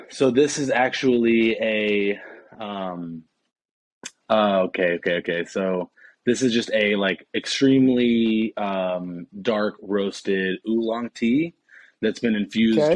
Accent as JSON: {"language": "English", "town": "Indianapolis", "region": "Indiana", "country": "United States", "tie": "born or raised there", "moved": "as an adult", "said": "I'm from basically the south side of Indianapolis, kind of like a small suburb uh, on the south side of Indianapolis. And I kind of stayed there forever"}